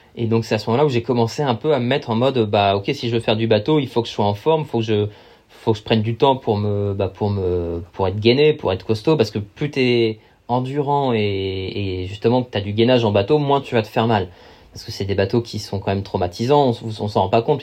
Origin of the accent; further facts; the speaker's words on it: Val-d'Oise, Paris region, Île-de-France, France; j'ai grandi dans le Val d'Oise, en région parisienne